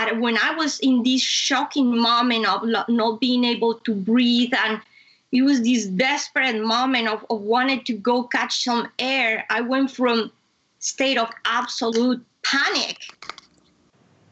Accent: Bogotá, Colombia; moved away; I come from Colombia, I come from hot weather. But Bogota is a city is high up in the Andes.

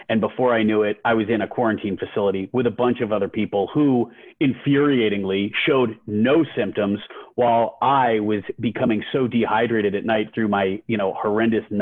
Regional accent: Albany, New York, United States; moved away; my hometown of Albany

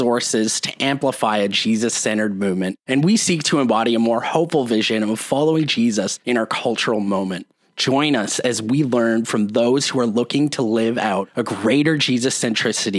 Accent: Canada; I represent the only Canadian voice

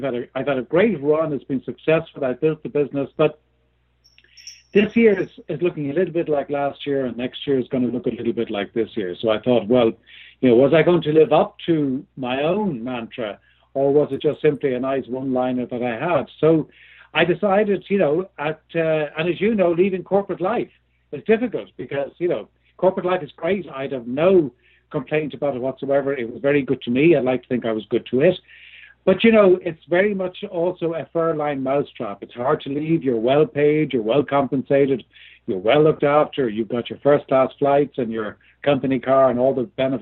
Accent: Ireland; moved away; I was born and lived in Ireland for many years. There's probably a bit of a hint there by both my accent

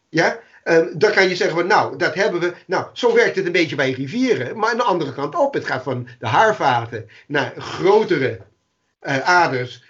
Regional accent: New York City, New York, United States; Dutch is a second language; moved away as an adult; also born or lived in Amsterdam; now in Netherlands; toen ik in de Bronx woonde

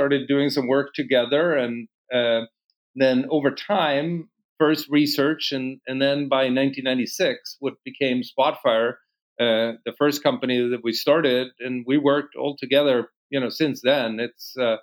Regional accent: Gothenburg, Västra Götaland, Sweden; moved away as an adult; now in Boston, United States; I grew up in Sweden, west coast of Sweden, Gothenburg, born back, I guess, 50 years ago, and spent my first, call it 26, 27 years there before moving to the U.S.

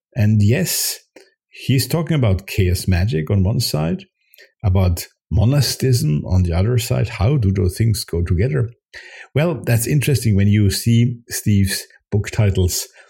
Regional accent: Switzerland; first language Swiss German; English is a second language; Jung and I we share not only the same oh, yes, German mother tongue, but even the same Swiss mother tongue

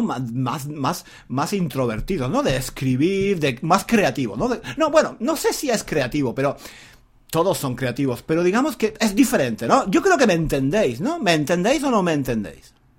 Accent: southern Spain, Spain; moved away as an adult; now in England; Yo soy un hombre de España, no solo de España. Yo soy un hombre del sur de España.

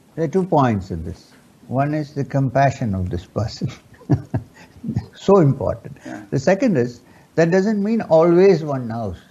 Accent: Kerala, India; first language Urdu; English is a second language; I was born and brought up in Kerala

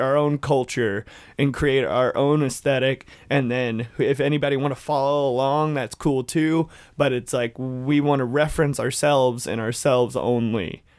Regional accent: Dalton, Georgia, United States; ninety percent of the world's carpet is made in my hometown

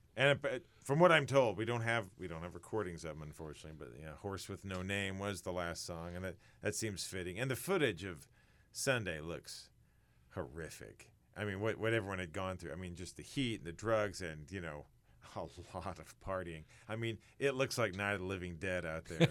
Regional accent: Sedalia, Missouri, United States; I'm from Sedelia, so I grew up hearing little things about it

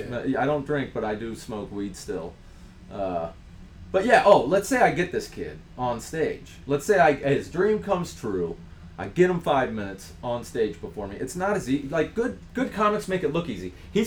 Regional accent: Ohio, United States; I grew up in Ohio

